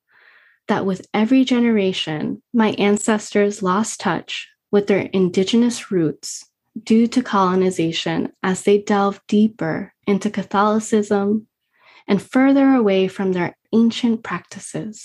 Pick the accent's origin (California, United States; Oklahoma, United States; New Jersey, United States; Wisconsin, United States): New Jersey, United States; Lakewood; Up in New Jersey, I didn't know what Guatemalan culture was